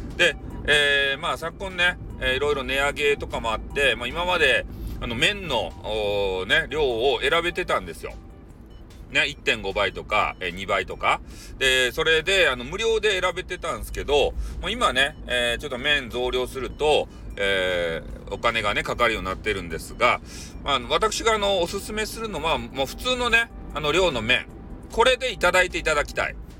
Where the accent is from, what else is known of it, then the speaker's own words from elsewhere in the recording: Kyushu, Japan; 俺たち、九州の人間。